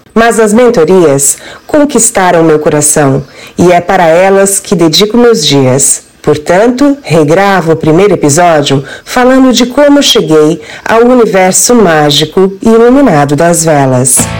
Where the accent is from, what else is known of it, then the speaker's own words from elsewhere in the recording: Araranguá, Santa Catarina, Brazil; also born or lived in Florianópolis; voltei de Florianópolis, onde fazia faculdade, para minha cidade natal, Araranguá, extremo sul de Santa Catarina, onde estou até hoje